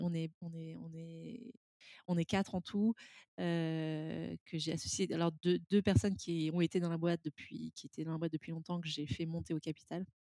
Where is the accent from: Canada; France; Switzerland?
France; now in London, United Kingdom; je suis française